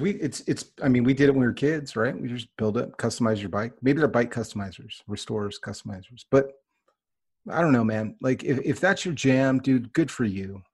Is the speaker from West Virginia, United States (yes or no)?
no; Northern California, United States; I grew up in Northern California